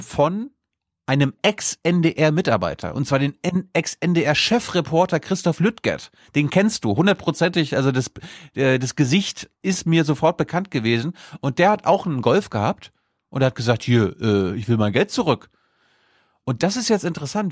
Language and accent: German; Mecklenburg-Vorpommern, Germany; ich kenne meine Heimat gar nicht ohne Till Backhaus